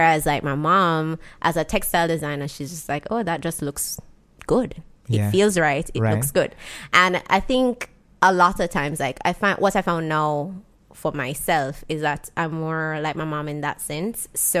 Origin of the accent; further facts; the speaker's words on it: Jamaica; Growing up in Jamaica, so my parents are separated, right? So I have like 2 different lives growing up from when I was a kid. First, like I used to live with my dad and he lived in Mountain View area.